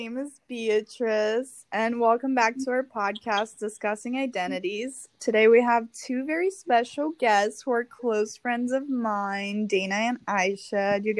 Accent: Brazil; now in United States; but I am from Brazil, and that's my strongest cultural identity I carry. And right now I'm an international student here in the US, so I've only lived in Connecticut for 2 years now

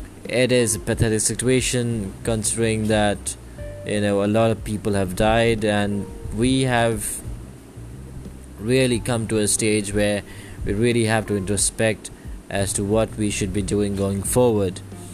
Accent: Bangalore, Karnataka, India; I am from India, a small place called Bangalore

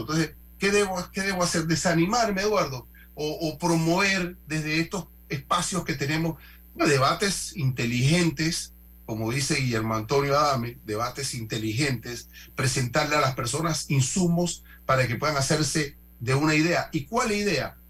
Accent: Panama; como panameños todos.

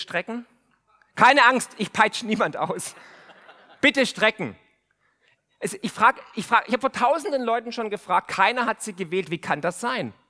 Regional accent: Baden-Württemberg, Germany; Und glaubt mir eins, ich komme aus dem Remstal. Aus dem Remstal kommen die ganzen Rebellen.

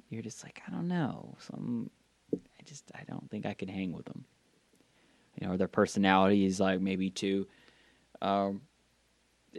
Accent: the South of the US, United States; accent: southern; sometimes the southern comes out of me.

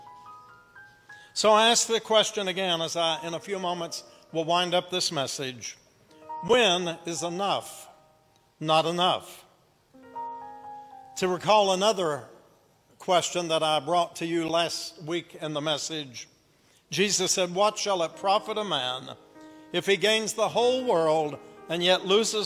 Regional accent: Appalachia, United States; accent: Appalachian; also born or lived in Kingsport, Tennessee; here I am speaking Appalachian again

